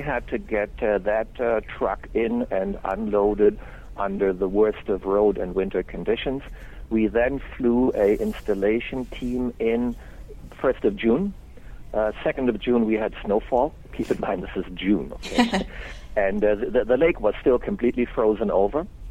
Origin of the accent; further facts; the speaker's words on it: Germany; moved away as an adult; now in Canada; am actually German born and raised